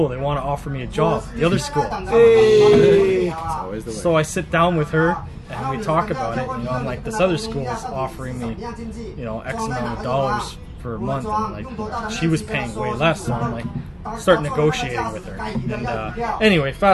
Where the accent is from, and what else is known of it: Canada; moved away as an adult; now in Zhuhai, China